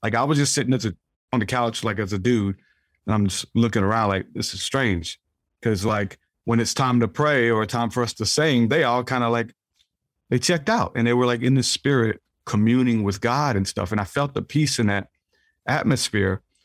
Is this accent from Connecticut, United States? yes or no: no; New Orleans, Louisiana, United States; I grew up in New Orleans